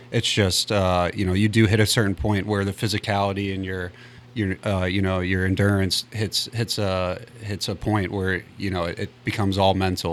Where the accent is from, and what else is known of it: St. Louis, Missouri, United States; born or raised there